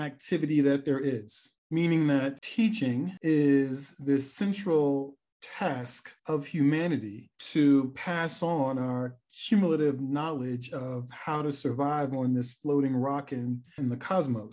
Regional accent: New York City, New York, United States; also born or lived in Brooklyn, New York / Norfolk, Virginia; I was born in Brooklyn and Bed-Stuy, do or die, and I'm from the Bronx, New York

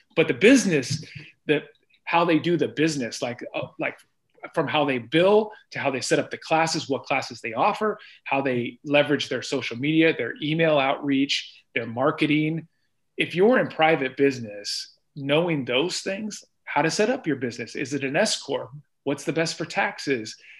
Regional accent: Iowa, United States; moved away as an adult; also born or lived in Columbus, Ohio; I'm from Iowa

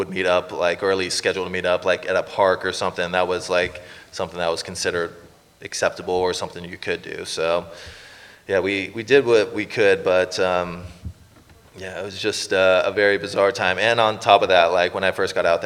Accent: Los Angeles, California, United States; moved away as an adult; now in Canada; I lived in LA my entire life

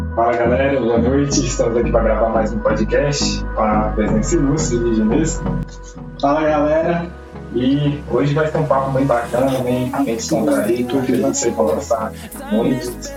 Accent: São Francisco, Brazil; sou de São Francisco mesmo, é, criado, nascido aqui

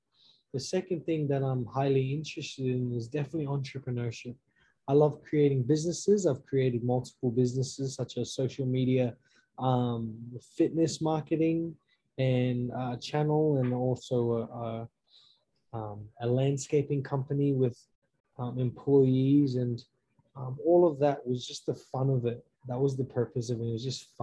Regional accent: Australia; moved away as an adult; now in United States; I'm a native Australian, all the way from Australia.

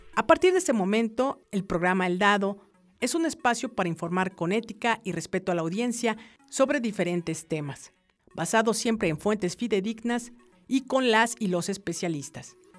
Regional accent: Mexico; somos mexicanos

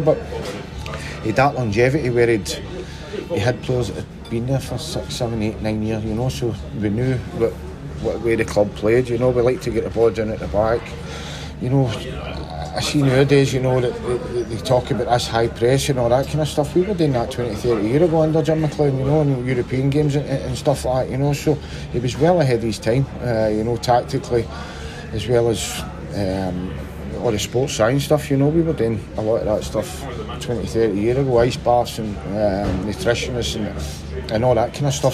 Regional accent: Glasgow, Scotland, United Kingdom; growing up in Castlemilk was um, that was good

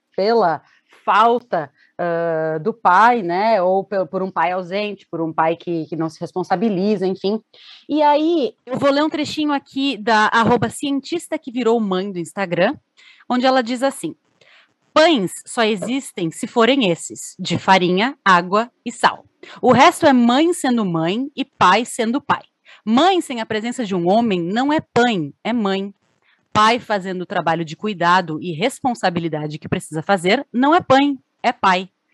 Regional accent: Brazil; eu sou brasileira

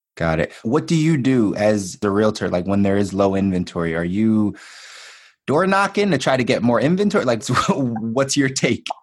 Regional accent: Philadelphia, Pennsylvania, United States; moved away as an adult; also born or lived in Miami / Los Angeles; I was born and raised in Philly

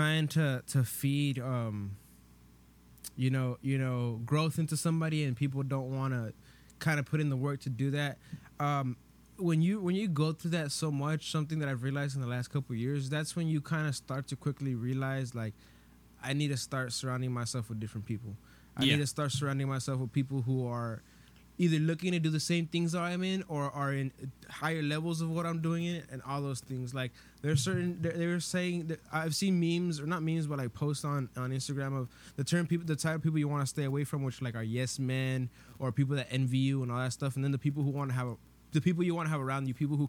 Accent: Los Angeles, California, United States; we're from Van Nuys

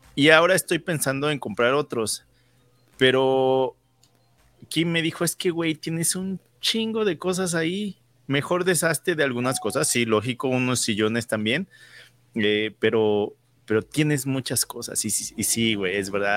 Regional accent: Mexico City, Mexico; moved away as an adult; also born or lived in Calgary, Alberta, Canada; now in Canada; Yo viniendo de la Ciudad de México, donde son millones y millones

